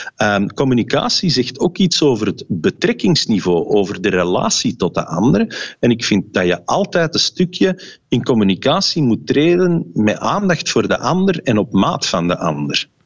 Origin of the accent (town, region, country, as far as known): Flanders, Belgium